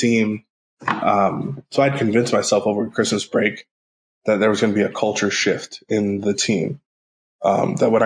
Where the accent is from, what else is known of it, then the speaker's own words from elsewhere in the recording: Northern California, United States; I'm from Northern California